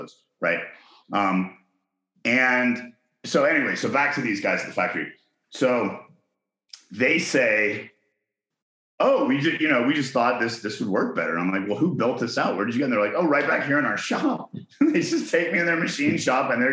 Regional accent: Chattanooga, Tennessee, United States; moved away; also born or lived in Hong Kong; I was born in Chattanooga

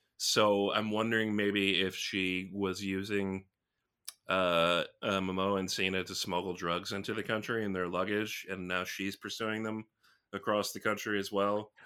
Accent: United States; I'm from America

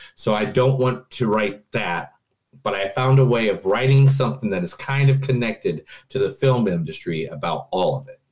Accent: Indiana, United States; I'm from Indiana

